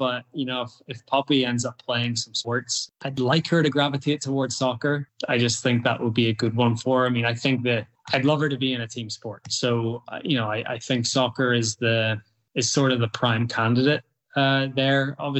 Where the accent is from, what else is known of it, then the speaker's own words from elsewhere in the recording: Northern Ireland, United Kingdom; now in United States; one thing I would say about youth sports in the US compared to when I grew up or where I grew up